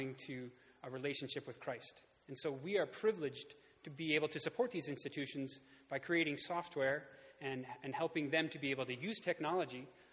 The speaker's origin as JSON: {"language": "English", "town": "Houghton", "region": "New York", "country": "United States", "tie": "born or raised there", "moved": "as an adult", "lives_now": "Kenya", "said": "I grew up here in Houghton"}